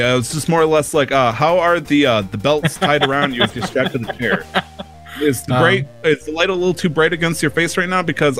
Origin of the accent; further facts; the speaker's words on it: Michigan, United States; born there; also born or lived in Indiana; I was born in Michigan, but I might have spent some time in Indiana.